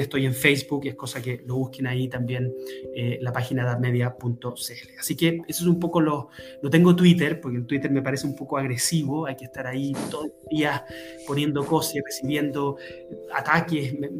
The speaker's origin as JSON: {"language": "Spanish", "country": "Chile", "said": "pues soy chileno."}